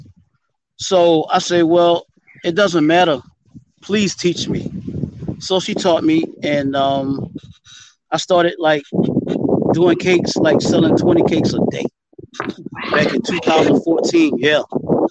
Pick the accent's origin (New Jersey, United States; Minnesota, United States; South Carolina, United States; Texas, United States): South Carolina, United States; Orangeburg; also born or lived in Charlotte, North Carolina / Greenwood, South Carolina; I'm from Orangeburg, South Carolina. I've been around a long time in the community.